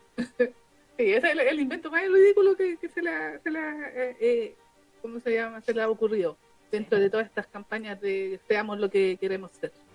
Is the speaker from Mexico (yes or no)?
no; Chile; nuestra identidad como chilenos